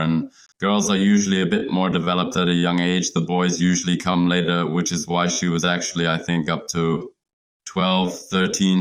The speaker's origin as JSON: {"language": "English", "town": "Leipzig", "region": "Saxony", "country": "Germany", "tie": "born or raised there", "second_language": "English", "said": "we all live in Leipzig, in my, my hometown"}